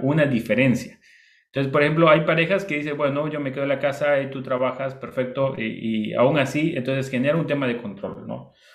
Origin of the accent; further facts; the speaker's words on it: Bolivia; moved away; also born or lived in Costa Rica / Ecuador; yo soy boliviano, mi esposa es del Perú